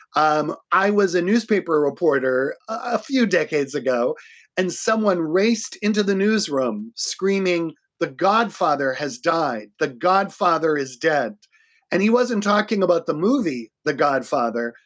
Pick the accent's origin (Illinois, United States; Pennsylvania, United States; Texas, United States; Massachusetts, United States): Massachusetts, United States; Boston; moved away as an adult; now in Minneapolis, United States; I'm from Boston. I'm, I'm not originally from Minnesota